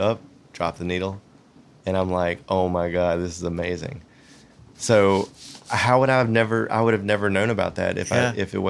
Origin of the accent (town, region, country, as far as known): Roanoke, Virginia, United States; born or raised there; moved away as an adult; also born or lived in Atlanta